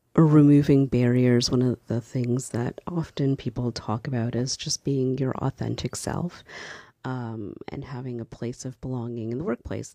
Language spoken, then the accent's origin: English; Canada; I'm a black Canadian. I'm Canadian and I'm black.